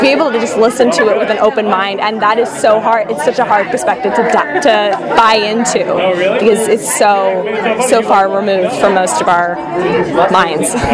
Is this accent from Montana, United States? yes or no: no; Los Angeles, California, United States; also born or lived in Minnesota; I grew up in Los Angeles